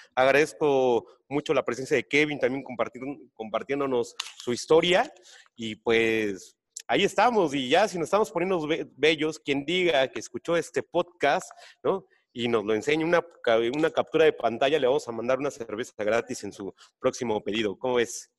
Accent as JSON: {"language": "Spanish", "region": "Oaxaca", "country": "Mexico", "said": "los empresarios somos oaxaqueños"}